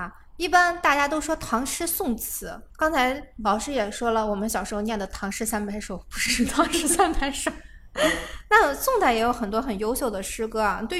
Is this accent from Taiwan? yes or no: no; China; 都要有士族精神，这是我们中国人非常宝贵的东西。